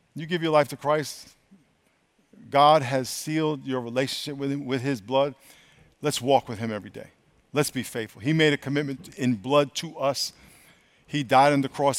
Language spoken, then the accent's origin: English; New York, United States; I grew up in New York